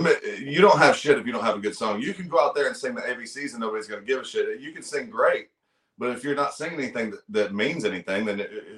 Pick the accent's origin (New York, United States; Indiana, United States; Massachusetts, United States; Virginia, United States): Virginia, United States; I'm not good at math, man. I'm from Virginia.